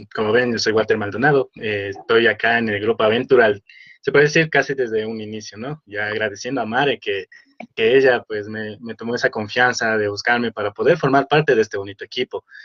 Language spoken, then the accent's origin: Spanish; Machachi, Pichincha, Ecuador; Soy de Machachi